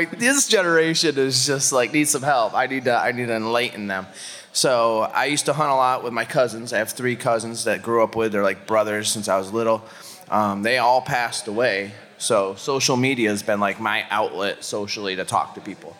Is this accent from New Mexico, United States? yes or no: no; Pittsfield, Massachusetts, United States; I am a Northeast guy at heart because I grew up in Pittsfield, Massachusetts